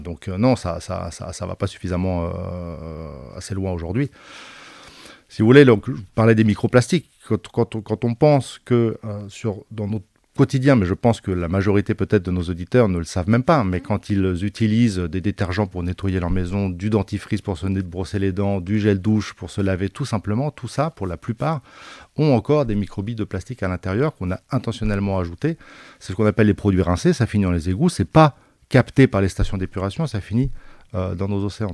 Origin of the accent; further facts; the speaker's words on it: Basque Country, Nouvelle-Aquitaine, France; moved away; Je suis d'origine du Pays Basque